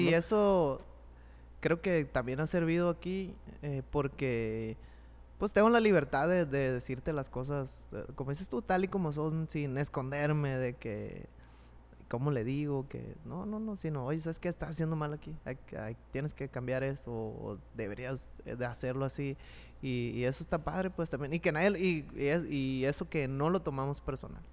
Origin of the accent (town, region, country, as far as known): Mexico